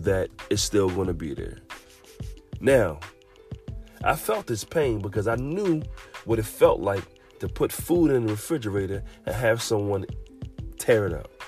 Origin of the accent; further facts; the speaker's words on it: Philadelphia, Pennsylvania, United States; I grew up in Southwest Philadelphia